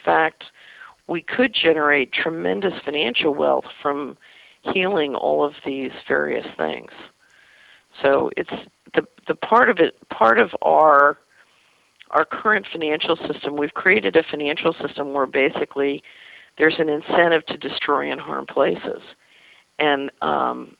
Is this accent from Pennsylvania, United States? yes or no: yes; Philadelphia, Pennsylvania, United States; when I was a little girl growing up in West Philadelphia